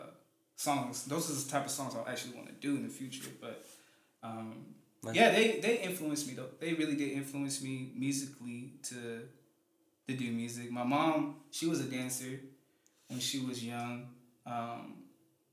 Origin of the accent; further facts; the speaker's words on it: Beaumont, California, United States; also born or lived in Compton, California / Moreno Valley, California / Banning, California; from third grade all the way to 2016, I lived in Beaumont, California. So I claim Beaumont.